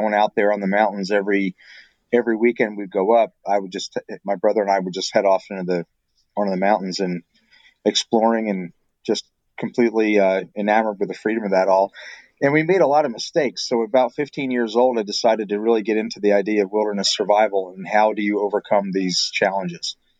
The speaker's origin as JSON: {"language": "English", "region": "Pennsylvania", "country": "United States", "tie": "born or raised there", "also_born_or_lived": "Brazil", "moved": "as an adult", "lives_now": "Michigan, United States", "said": "As a kid growing up in Pennsylvania"}